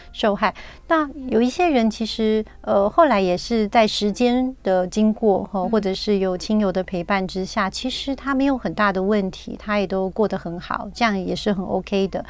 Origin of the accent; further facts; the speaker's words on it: Taiwan; 我们台湾人真的很急